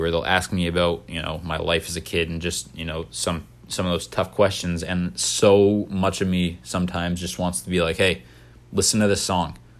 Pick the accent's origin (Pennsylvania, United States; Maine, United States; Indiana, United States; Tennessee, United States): Maine, United States; I was born and raised in Maine, but my parents weren't